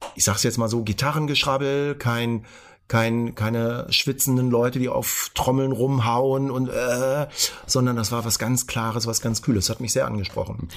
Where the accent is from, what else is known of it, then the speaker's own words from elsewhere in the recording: Hanover, Lower Saxony, Germany; bin ja Hannoveraner und da gab's FFN, Funk für Niedersachsen